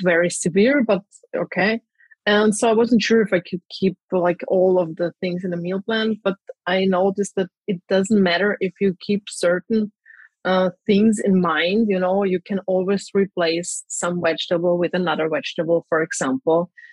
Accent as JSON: {"language": "English", "town": "Graz", "region": "Styria", "country": "Austria", "moved": "yes", "lives_now": "Zagreb, Croatia", "said": "I'm actually from Austria, from Graz, but currently I live in Zagreb in Croatia"}